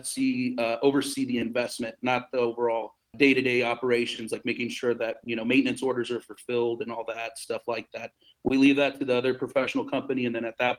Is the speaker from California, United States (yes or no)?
no; El Paso, Texas, United States; also born or lived in Iowa; now in San Antonio, United States; I was actually originally from El Paso, Texas, moved to San Antonio over here